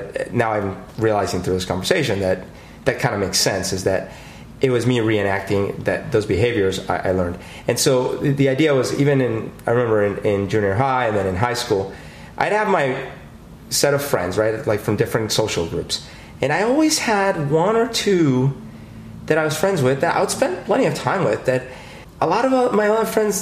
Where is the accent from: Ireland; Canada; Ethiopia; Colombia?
Colombia; now in Seattle, United States; I grew up in Colombia